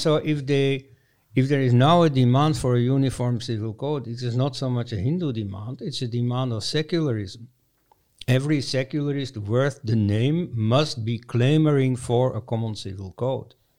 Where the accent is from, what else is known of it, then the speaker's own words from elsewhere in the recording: Leuven, Flanders, Belgium; my hometown, Leuven, Belgium